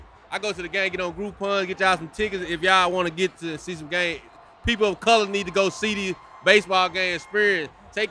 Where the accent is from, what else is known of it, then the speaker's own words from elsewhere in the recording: Mississippi, United States; moved away as an adult; now in Houston, United States; I'm actually from another state, but I'm from Mississippi, but I've been in Houston like 7 years, so I'm like adopted.